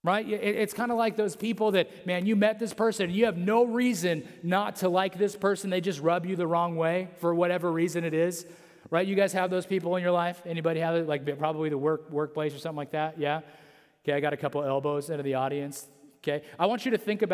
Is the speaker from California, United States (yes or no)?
yes; Central California, United States; I'm from Central California